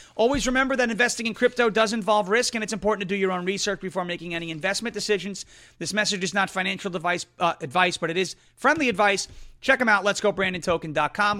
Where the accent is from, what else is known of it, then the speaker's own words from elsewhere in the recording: New York, United States; now in Tennessee, United States; I come from New York. I live in Tennessee now